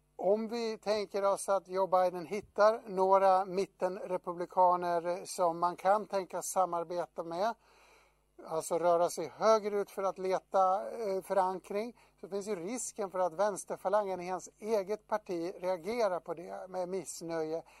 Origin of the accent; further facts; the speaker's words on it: Dalarna County, Sweden; Jag kommer själv från Dalarna